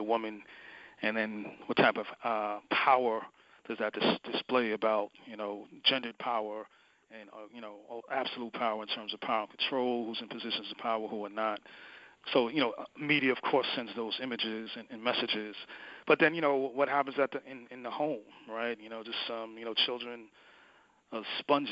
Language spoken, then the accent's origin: English; New York City, New York, United States; I was born in New York City. I have, you know, family from the West Indies and Caribbean. But, you know, so there's a lot of values just from and experiences just from, you know, being raised in New York City